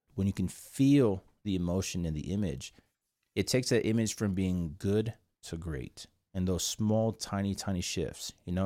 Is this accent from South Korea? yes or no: yes; South Korea; English is a second language; moved away; I was born in a little island called South Korea.